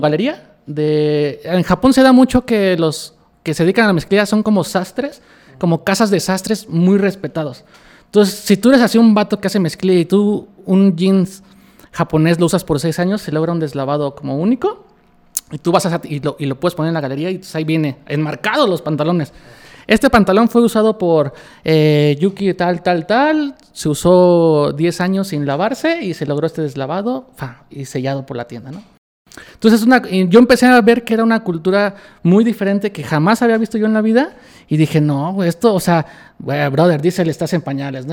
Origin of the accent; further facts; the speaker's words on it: Mexico; yo soy mexicano